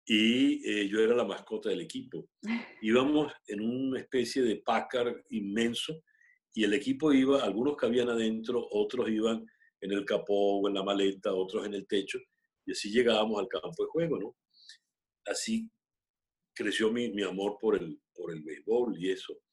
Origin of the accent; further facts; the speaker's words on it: Mexico; born there; todos nacimos en México, pero en, con todo y la modestia había siempre espacio